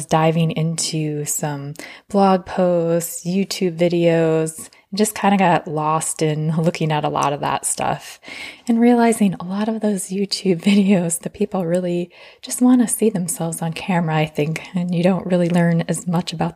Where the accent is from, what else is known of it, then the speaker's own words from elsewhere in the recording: Arizona, United States; I come from Arizona where it's sunny 300 days of the year